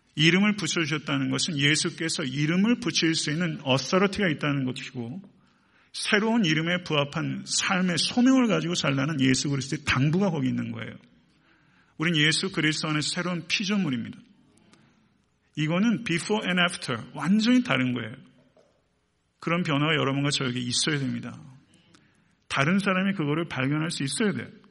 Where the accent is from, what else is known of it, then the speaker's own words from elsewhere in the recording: Buyeo, South Chungcheong, South Korea; now in Atlanta, United States; 충남 부여군 부여읍 453번지